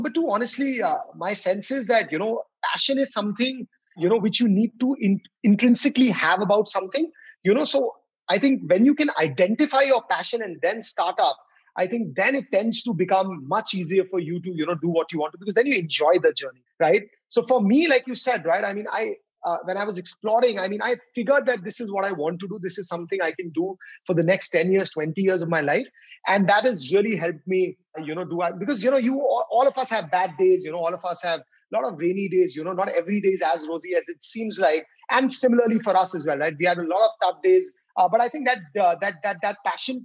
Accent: Delhi, India; I'm born and brought up in Delhi

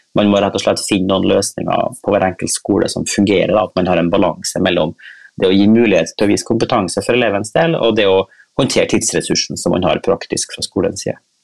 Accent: Kristiansund, Møre og Romsdal, Norway; moved away; jeg er nå en sånn oljeunge fra en oljeby. Ja. Eh, så jeg kommer jo fra Kristiansund

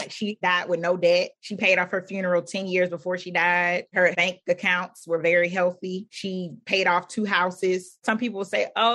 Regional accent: Philadelphia, Pennsylvania, United States; When I was growing up in Philadelphia, where I lived

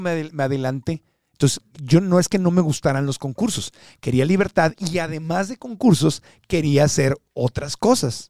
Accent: Tijuana, Baja California, Mexico; moved away as an adult; also born or lived in Miami / Phoenix, Arizona; crecí como niño fronterizo en Tijuana

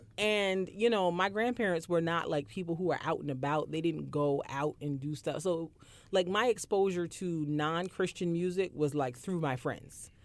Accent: Barbados; I grew up in Barbados

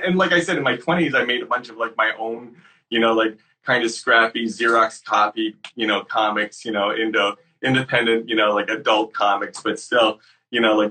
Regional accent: Syracuse, New York, United States; I grew up in Syracuse, New York, and I had a group of friends there

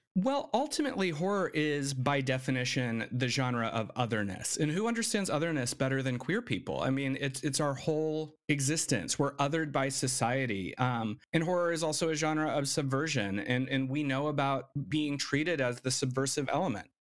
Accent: Arizona, United States; moved away; also born or lived in Gallup, New Mexico; the reservation, which was in Arizona, the closest hospital was in Gallup, New Mexico, which is where I was born

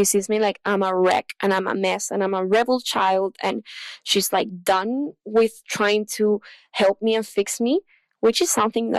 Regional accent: Chile; English is a second language; I'm from Chile

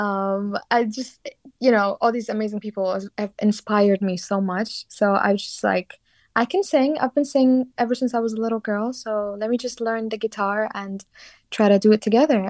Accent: Sulaymaniyah, Kurdistan Region, Iraq; moved away as an adult; now in London, United Kingdom; I was born and raised in a city called Slemani

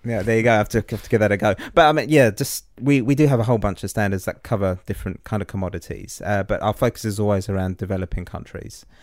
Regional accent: England, United Kingdom; moved away as an adult; now in New Zealand; being an English guy, you know, coming over here fifteen years ago

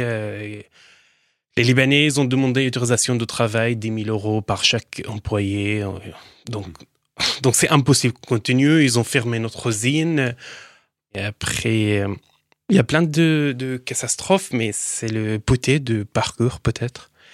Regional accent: Daraya, Rif Dimashq, Syria; French is a second language; moved away as an adult; also born or lived in Lebanon; now in France; Je viens d'une ville, banlieue de Damas, s'appelle Daraya

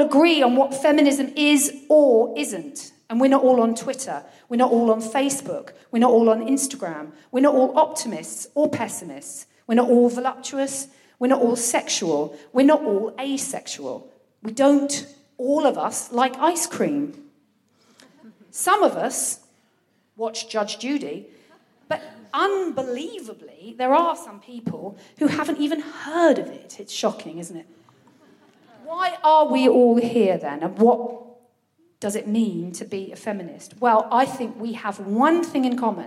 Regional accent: Brighton, South East England, United Kingdom; born or raised there; now in Folkestone, United Kingdom

